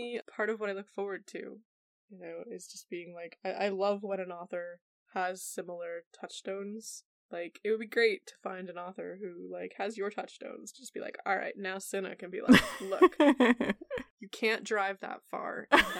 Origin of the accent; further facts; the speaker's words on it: New England, United States; I've lived in New Jersey. I live near Philadelphia. I lived in Philadelphia. I come from New England.